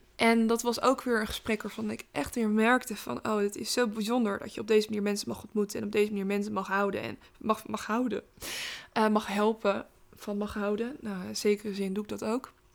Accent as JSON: {"language": "Dutch", "town": "Rotterdam", "region": "South Holland", "country": "Netherlands", "said": "ik ben Rotterdammer"}